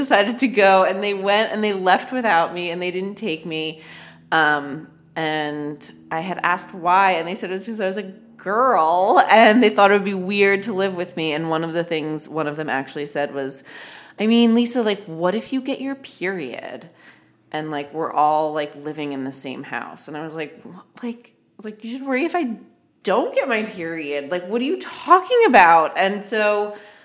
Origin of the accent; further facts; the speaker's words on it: Syracuse, New York, United States; moved away as an adult; also born or lived in Los Angeles; my hometown